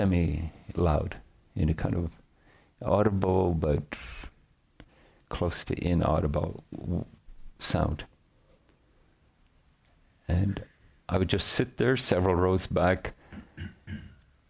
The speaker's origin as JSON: {"language": "English", "region": "Northern Ireland", "country": "United Kingdom", "tie": "born or raised there", "said": "I grew up in Northern Ireland"}